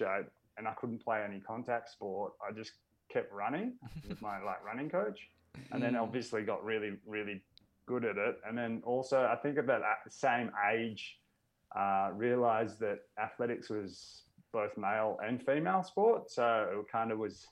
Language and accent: English; Melbourne, Victoria, Australia; I grew up in Melbourne